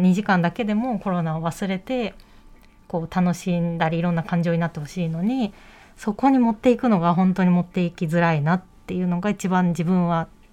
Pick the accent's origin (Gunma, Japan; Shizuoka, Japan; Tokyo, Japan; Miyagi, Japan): Tokyo, Japan; 東京生まれなんで